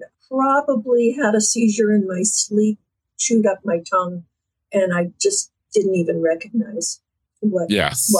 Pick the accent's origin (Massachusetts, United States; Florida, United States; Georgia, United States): Florida, United States; Fort Lauderdale; moved away as an adult; now in south of Boston, United States; I was born in Fort Lauderdale